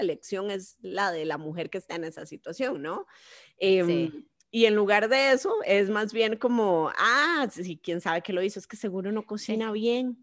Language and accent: Spanish; Costa Rica; mi querido Costa Rica